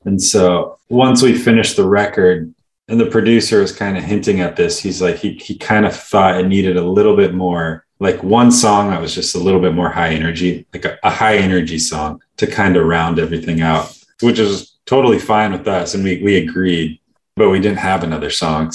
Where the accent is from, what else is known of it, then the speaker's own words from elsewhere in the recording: California, United States; we grew up in California